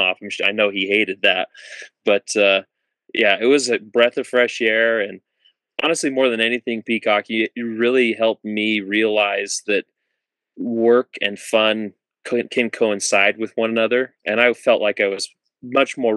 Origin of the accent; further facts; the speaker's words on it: Utah, United States; moved away as an adult; growing up in Utah